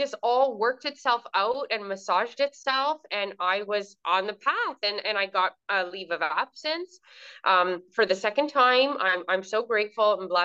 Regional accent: Southern Ontario, Canada; moved away as an adult; now in Kuwait; And I am also from Southern Ontario, but now I live in Kuwait.

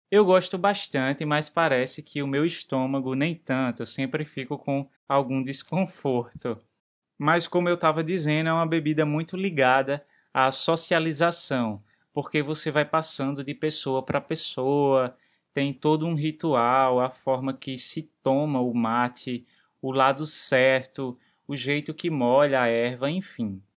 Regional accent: Recife, Pernambuco, Brazil; Aqui no Recife a gente usa o tu e usa você

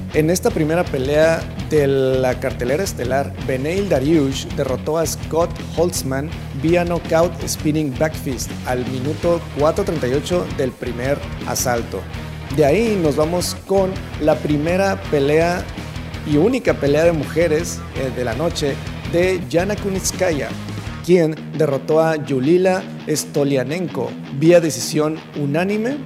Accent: Tijuana, Baja California, Mexico; nosotros que somos de aquí de Tijuana

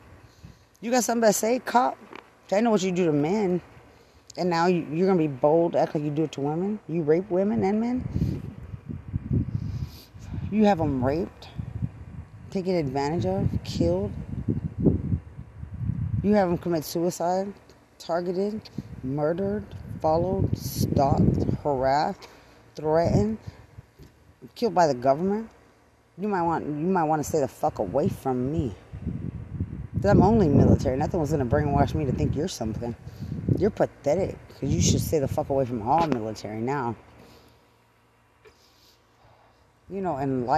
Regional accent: Lubbock, Texas, United States; also born or lived in Bexar County, Texas; I'm from Lubbock, Texas

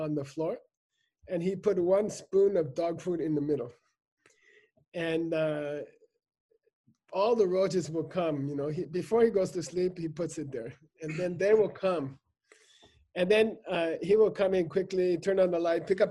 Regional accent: United States; I grew up in America.

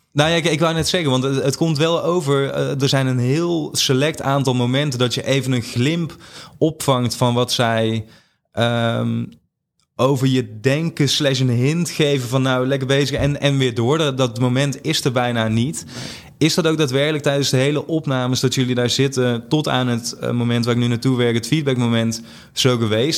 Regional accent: Limburg, Netherlands; moved away; ik, ik, ben in Limburg opgegroeid, dus ook heel anders dan waar ik nu eh, me begeef.

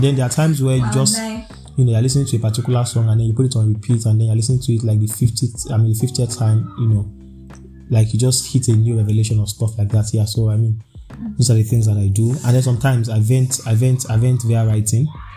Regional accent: Nigeria; being a Nigerian and being an Arsenal fan

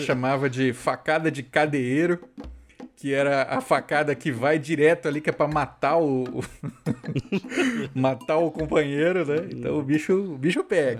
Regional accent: Mato Grosso do Sul, Brazil; na minha terra, Mato Grosso do Sul

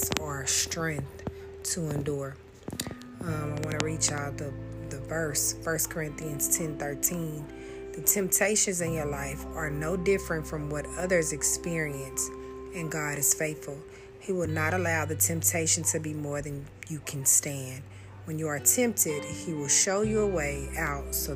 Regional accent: Austin, Texas, United States; I'm from Austin, Texas

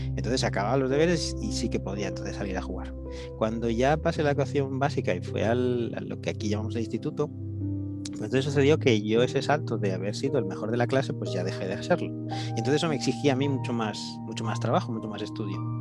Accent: Barcelona, Catalonia, Spain; first language Spanish; yo nací aquí en Barcelona, pero mis padres fueron a vivir a las afueras de Barcelona, un suburbio

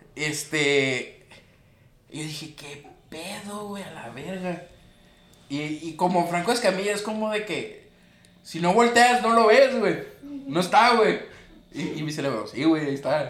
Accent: Sinaloa, Mexico; Somos de Sinaloa

